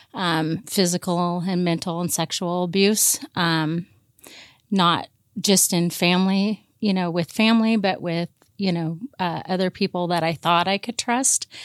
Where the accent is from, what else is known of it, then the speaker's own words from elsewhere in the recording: Portland, Oregon, United States; I grew up mainly here in, in the Portland area